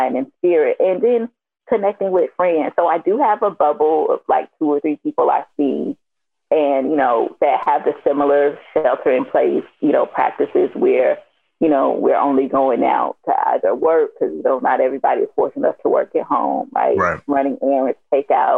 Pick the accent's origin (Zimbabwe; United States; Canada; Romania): United States; Miami, Florida; now in Atlanta, United States; I'm from Miami